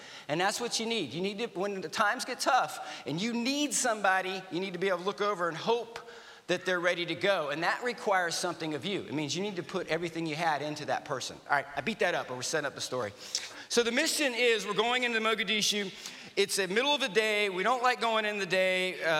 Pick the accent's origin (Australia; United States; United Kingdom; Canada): United States; the South; And I grew up in the South, so he would be what we call a bless your heart.